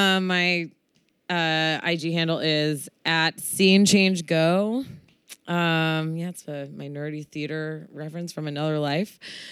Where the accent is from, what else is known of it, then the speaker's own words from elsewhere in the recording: Oakland, California, United States; growing up in Oakland and in the Bay Area. So heavy, heavy Asian influence.